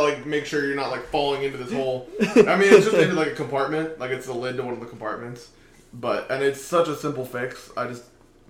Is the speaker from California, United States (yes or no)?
no; Oviedo, Florida, United States; moved away as an adult; I grew up over in Oviedo, which is over by UCF.